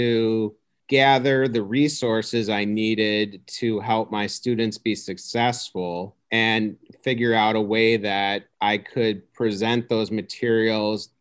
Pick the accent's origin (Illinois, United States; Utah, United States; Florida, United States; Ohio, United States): Illinois, United States; Homewood; born and raised in the Chicago suburbs. I grew up in a town called Homewood. So I've basically been in Illinois my whole life.